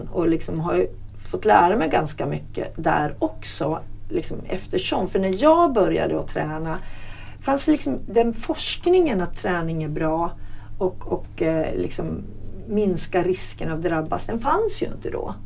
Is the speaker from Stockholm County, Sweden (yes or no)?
no; Hälsingland, Gävleborg County, Sweden; moved away; Hälsingland där jag kommer ifrån